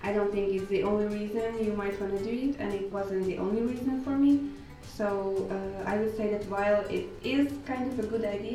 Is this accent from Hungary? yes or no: yes; Hungary; moved away as an adult; now in Iceland; I'm from Hungary